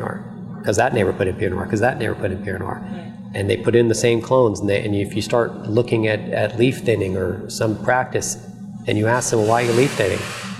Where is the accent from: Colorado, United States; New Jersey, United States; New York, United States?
New Jersey, United States; we came from New Jersey, okay, the most densely populated state in the United States.